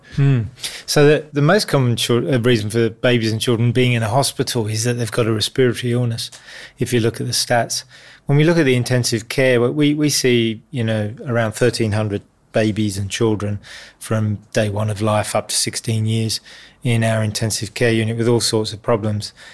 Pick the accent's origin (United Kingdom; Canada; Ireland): United Kingdom; London; moved away as an adult; now in Sydney, Australia; I grew up in the East End of London